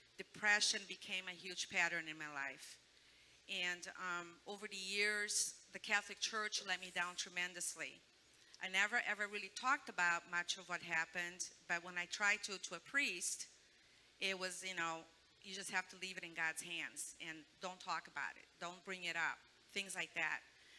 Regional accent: Brazil; moved away; But I was born in Brazil, and we lived a very poor life there.

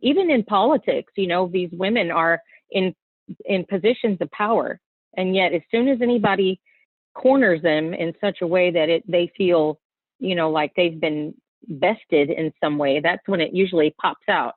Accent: Texas, United States; moved away; I'm from Texas

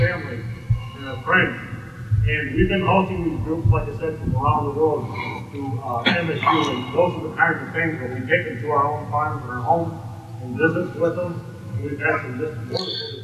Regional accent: Michigan, United States; I'm from Michigan, and we work with Michigan State and USDA

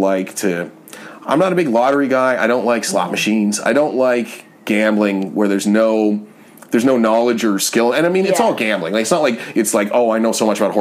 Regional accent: Canada; moved away; as a Canadian, you grow up with it

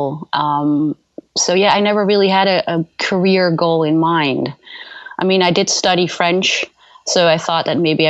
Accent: Netherlands; English is a second language; moved away as an adult; also born or lived in California; now in United States; I'm from Holland originally.

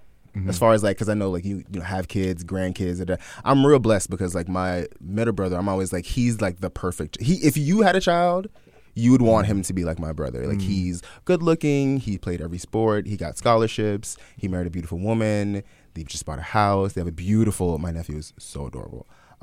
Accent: Jamaica; No, I'm Jamaican.

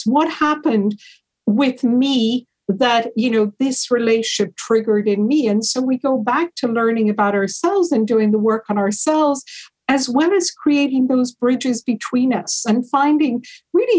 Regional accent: Ireland; moved away as an adult; also born or lived in Hawaii, United States / United Kingdom / London; I grew up in Ireland, Italian mother, Irish father, and then I also lived in the States for a period of time, in Hawaii, and I lived in the UK.

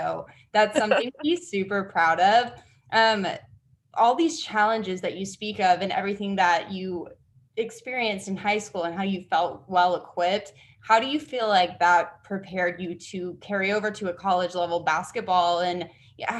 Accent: Oklahoma, United States; I grew up, born and raised in Oklahoma

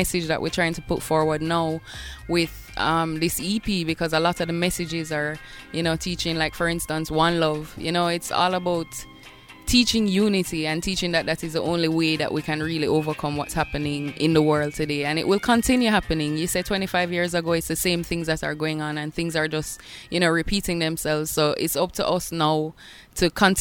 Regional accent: Bull Bay, Saint Andrew, Jamaica; growing up in Bull Bay, I had a next-door neighbor who collected records

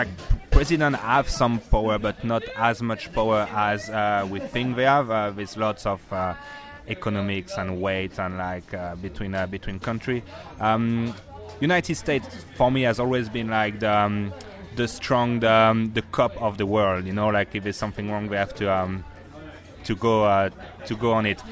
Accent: France; English is a second language; moved away as an adult; also born or lived in Newfoundland, Canada; now in Auckland, New Zealand; From France, next to Switzerland, like half an hour drive from Switzerland and an hour drive from Italy

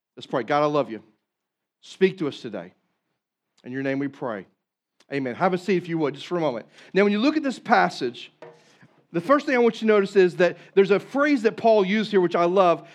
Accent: Southeast Missouri, United States; I'm from Southeast Missouri

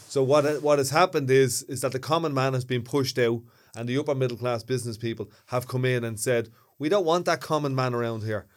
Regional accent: Dublin, Leinster, Ireland; accent: Dublin Northside; I've been in Ballymun, uh, uh, you know, all my life.

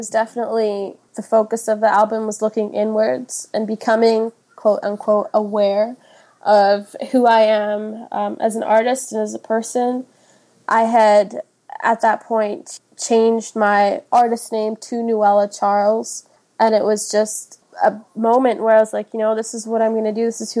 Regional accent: Switzerland; also born or lived in Kenya; now in Edmonton, Canada; I was born in Kenya. My mom is Kenyan and my dad is Swiss. So after, I think I was like one, and then we moved to Switzerland.

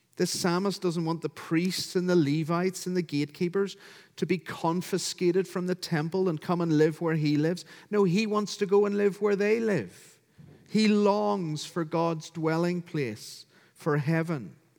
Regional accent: County Down, Northern Ireland, United Kingdom; as you can hear from my accent, I'm from County Down, Northern Ireland

